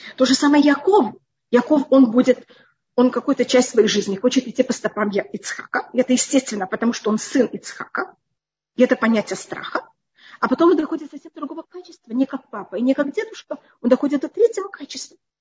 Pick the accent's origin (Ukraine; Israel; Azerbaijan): Israel; Я выросла в другом поколении, в другом мире, я уже росла в Израиле